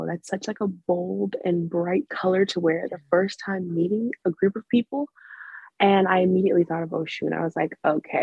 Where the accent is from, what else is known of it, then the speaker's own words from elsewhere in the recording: Florida, United States; I'm from Florida